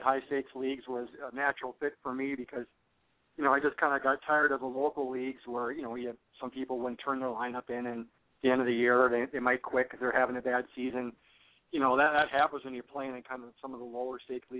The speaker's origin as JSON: {"language": "English", "region": "Minnesota", "country": "United States", "said": "I'm from Minnesota. I live in the Twin City area in Minneapolis."}